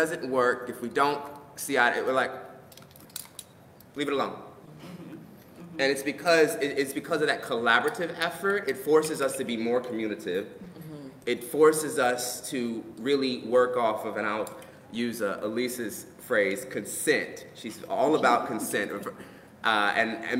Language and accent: English; Richmond, Virginia, United States; moved away; part of my life I grew up in Richmond, Virginia